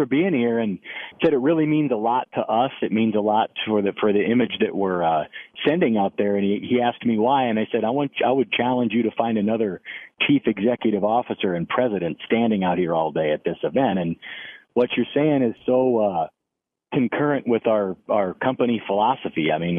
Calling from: Cedar Rapids, Iowa, United States; Well, I live in Cedar Rapids, Iowa.

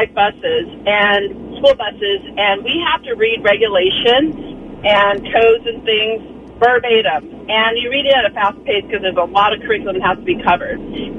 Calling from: Cherry Valley, United States; It's … from Cherry Valley.

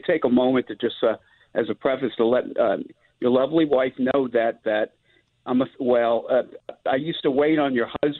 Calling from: Seattle, Washington, United States; also born or lived in New Orleans, Louisiana; I'm calling from Seattle.

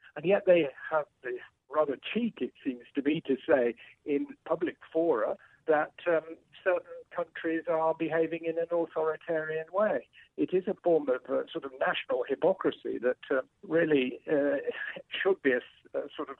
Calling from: France; I'm in France, I'm phoning you from France.

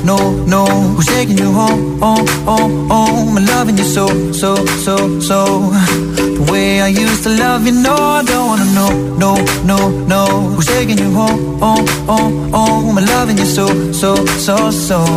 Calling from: Madrid, Community of Madrid, Spain; Hola, buenas tardes … de Madrid y mi voto va para

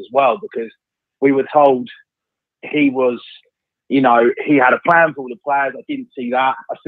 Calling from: Worthing, South East England, United Kingdom; I'm calling from Worthing.

